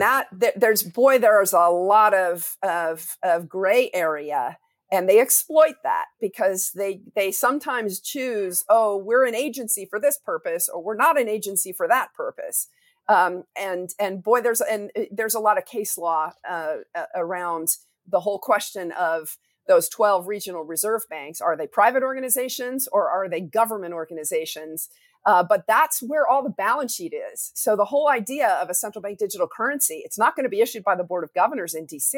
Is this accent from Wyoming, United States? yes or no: yes; Wyoming, United States; my home state of Wyoming